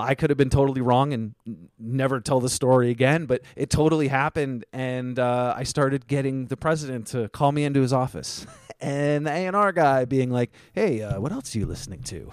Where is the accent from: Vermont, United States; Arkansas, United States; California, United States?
Vermont, United States; I grew up in Vermont